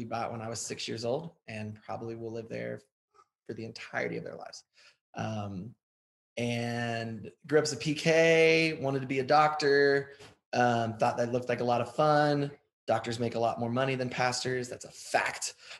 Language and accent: English; Southern Ohio, United States; I grew up in Southern Ohio, and your husband actually taught me how to wrestle. I know, right? A little rural Ohio town. My dad was a pastor.